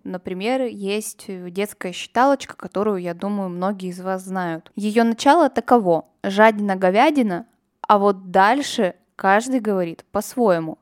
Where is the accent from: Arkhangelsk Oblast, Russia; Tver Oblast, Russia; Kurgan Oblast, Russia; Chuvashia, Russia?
Kurgan Oblast, Russia; Kurgan; now in Saint Petersburg, Russia; я очень горжусь, что я родом из Кургана, я люблю свой родной город